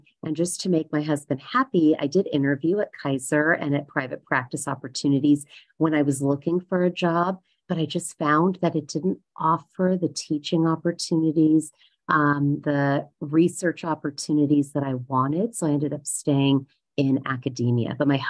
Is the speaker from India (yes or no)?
yes; India; even though I'm Indian, I think I lacked that business gene, haggling gene quite a bit.